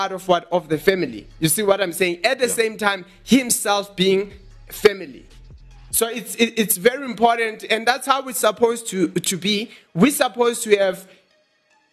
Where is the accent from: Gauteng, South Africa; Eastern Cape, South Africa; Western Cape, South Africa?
Eastern Cape, South Africa; now in Johannesburg, South Africa; I grew up in Eastern Cape, in rural areas.